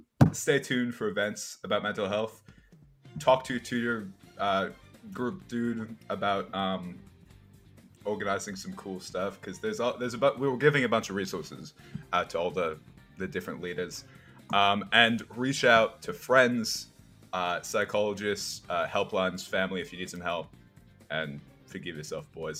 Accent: United States; I'm American

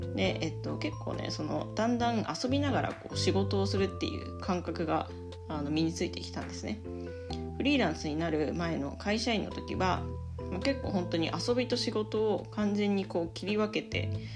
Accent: Yamagata, Japan; 私の地元である山形県に移住したんですね。

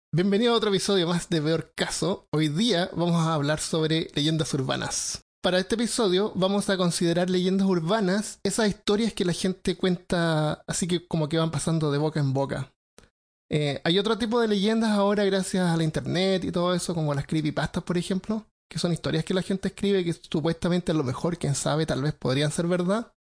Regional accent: Chile; como somos chilenos

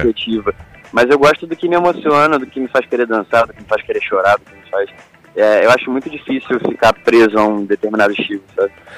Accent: Volta Redonda, Rio de Janeiro, Brazil; eu sou de Volta Redonda

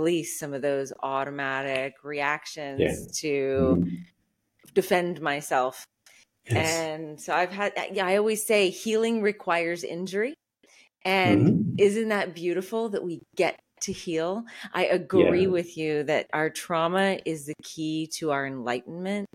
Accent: outside of New Orleans, Louisiana, United States; I was raised in the Deep South outside of New Orleans.

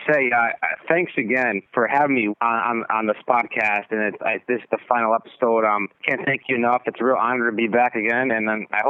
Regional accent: Meriden, Connecticut, United States; we're from Meriden, obviously.

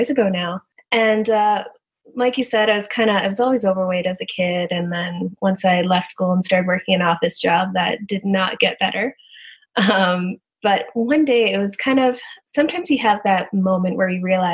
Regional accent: Canada; moved away as an adult; also born or lived in Texas, United States; being a Canadian down in the U.S.

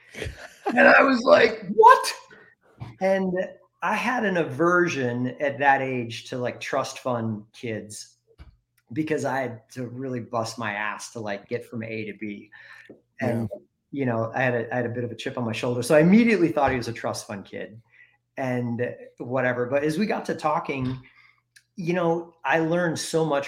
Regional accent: Wisconsin, United States; now in Bend, United States; growing up in Wisconsin, most of my family, if you look back, were either farmers or they were machinists

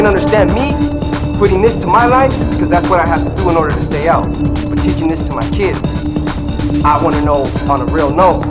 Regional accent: Los Angeles, California, United States; I'm from Granada Hills, California, and there's a lot of white people right there

